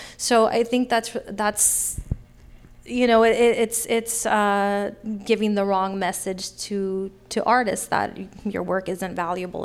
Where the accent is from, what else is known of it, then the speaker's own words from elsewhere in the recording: Sacramento, California, United States; I grew up in Sacramento, born and raised in Sacramento, and I grew up in Oak Park